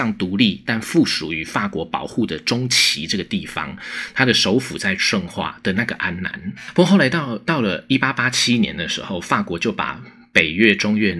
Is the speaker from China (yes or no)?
no; Taiwan; 美国驻军它其实不必然一定是一种我们台湾人会直觉上以为很好的那种事情